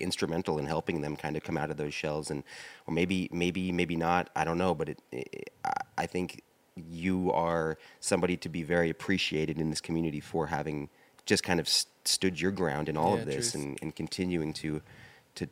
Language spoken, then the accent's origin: English; Washington, United States; also born or lived in Ecuador; now in New York, United States; Washington State is my hometown